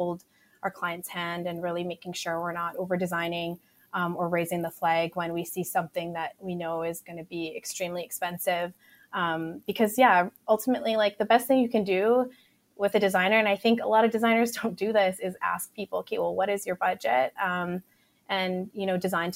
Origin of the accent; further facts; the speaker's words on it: Edmonton, Alberta, Canada; also born or lived in Vancouver, Canada; We grew up in Park Allen and Bonnie Doon. And so we'd always kind of lived in the inner city